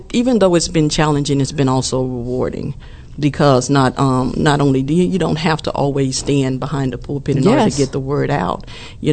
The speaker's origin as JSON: {"language": "English", "region": "the South", "country": "United States", "tie": "born or raised there", "said": "growing up in the South"}